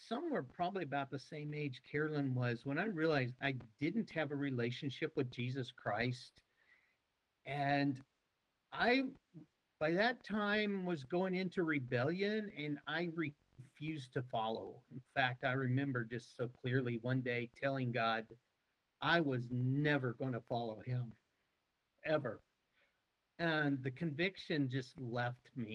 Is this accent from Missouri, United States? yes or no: yes; Peculiar, Missouri, United States; moved away as an adult; also born or lived in Longview, Texas; now in Hungary; I'm from Peculiar, Missouri. Mm-hmm. When I was a kid growing up, that was 750 people.